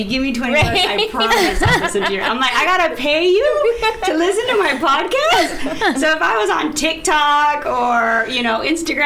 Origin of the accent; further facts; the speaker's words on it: El Paso, Texas, United States; I grew up in El Paso, Texas